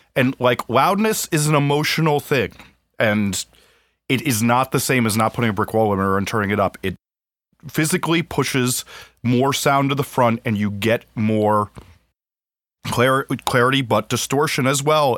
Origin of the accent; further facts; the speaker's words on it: New Jersey, United States; I grew up in New Jersey